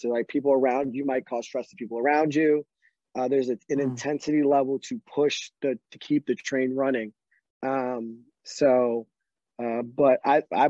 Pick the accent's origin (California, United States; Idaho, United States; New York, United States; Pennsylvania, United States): Pennsylvania, United States; Northeast; I grew up in Northeast Pennsylvania